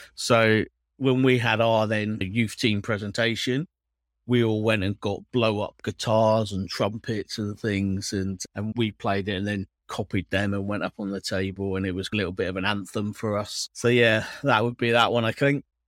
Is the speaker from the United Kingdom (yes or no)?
yes; Cornwall, South West England, United Kingdom; now in Manchester, United Kingdom; I am from Cornwall, yeah. Moved to, moved to Manchester